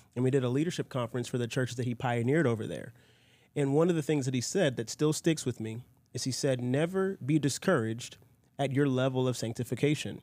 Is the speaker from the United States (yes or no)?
yes; United States; I grew up in a Presbyterian church in America because of family